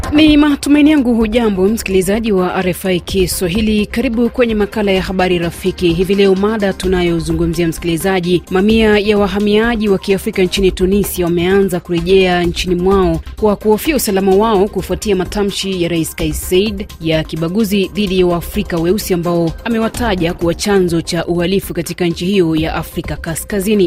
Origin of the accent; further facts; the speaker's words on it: Kagongwa, Shinyanga, Tanzania; natokea maeneo ya Kagongwa Manispaa kama nchini Tanzania